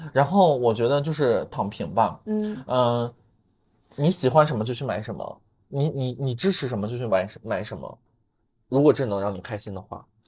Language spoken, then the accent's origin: Chinese; China; moved away; 然后只有我一个中国人